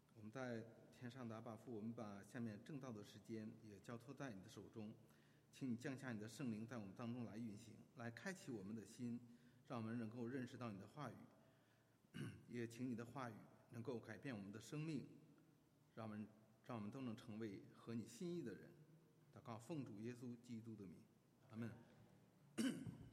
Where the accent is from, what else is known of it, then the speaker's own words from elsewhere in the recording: China; 在我们中国人的观念当中